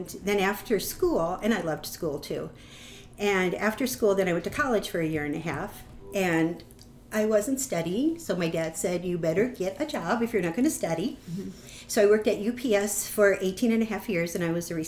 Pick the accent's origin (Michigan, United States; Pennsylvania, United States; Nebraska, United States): Nebraska, United States; Omaha; I'm from Omaha. And I grew up, I'm the oldest